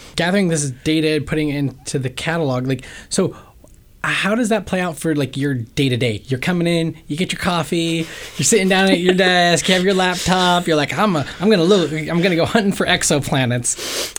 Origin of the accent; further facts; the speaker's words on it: Ohio, United States; now in Bay Area, United States; I grew up in Ohio